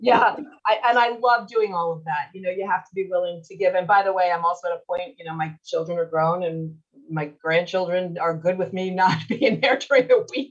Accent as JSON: {"language": "English", "town": "Seaford", "region": "New York", "country": "United States", "tie": "born or raised there", "also_born_or_lived": "Louisville, Kentucky", "moved": "as an adult", "lives_now": "West Palm Beach, United States", "said": "I grew up in Seaford"}